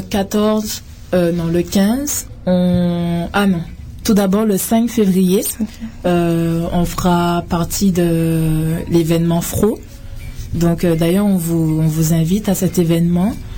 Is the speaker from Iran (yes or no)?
no; Guadeloupe; also born or lived in France / Paris; now in Canada